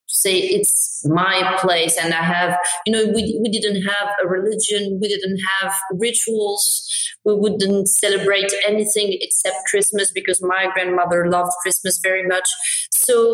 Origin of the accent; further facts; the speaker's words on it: Morocco; we were raised in Morocco. I look very Moroccan.